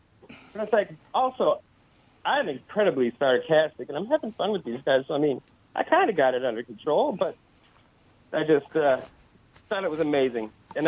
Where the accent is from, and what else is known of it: Richfield, Minnesota, United States; born or raised there